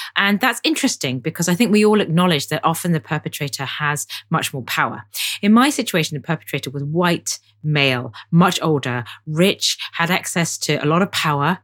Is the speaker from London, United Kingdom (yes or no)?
yes; London, United Kingdom; I grew up in Chinese church in London